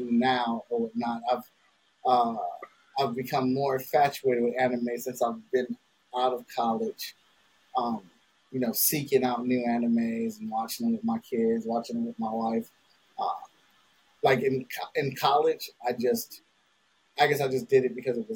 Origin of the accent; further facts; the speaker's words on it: Cleveland, Ohio, United States; I'm from Cleveland, Ohio